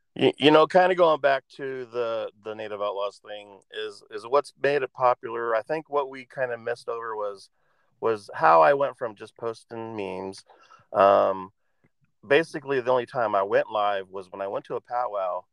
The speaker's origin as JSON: {"language": "English", "region": "Oregon", "country": "United States", "tie": "born or raised there", "said": "I grew up here in Oregon"}